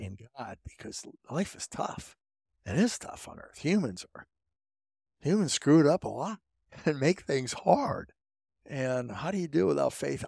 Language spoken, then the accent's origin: English; Pettisville, Ohio, United States; I was from Pettisville, Ohio, this town of 400